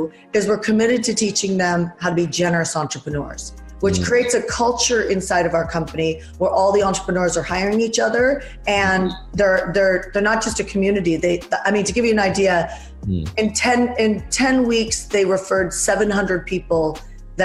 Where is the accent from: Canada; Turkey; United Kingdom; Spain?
Canada; Vancouver, British Columbia; now in United States; I'm Canadian from Vancouver, Canada